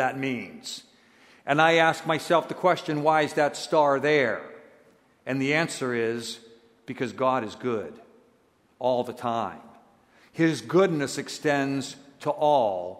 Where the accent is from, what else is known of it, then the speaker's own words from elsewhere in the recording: United States; I'm an American. And we U.S. people don't get a lot of things that are, you know, outside the United States